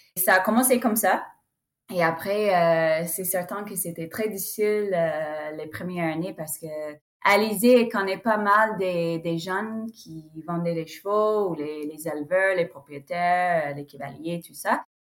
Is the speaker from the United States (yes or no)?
yes; United States; French is a second language; je suis américaine. Donc, j'ai grandi euh, ici en Amérique